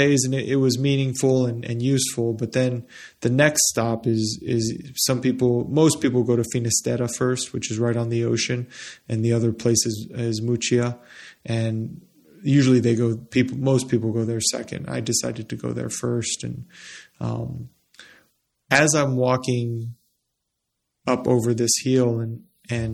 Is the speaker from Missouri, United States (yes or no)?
no; Las Cruces, New Mexico, United States; I grew up in Las Cruces, New Mexico